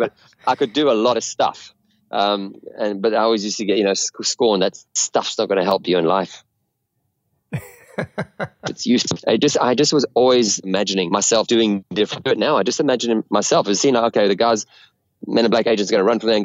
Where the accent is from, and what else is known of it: South Africa; born or raised there